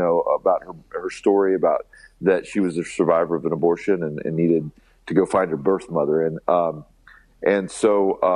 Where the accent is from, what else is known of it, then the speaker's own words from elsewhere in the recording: Alabama, United States; we're kids from Alabama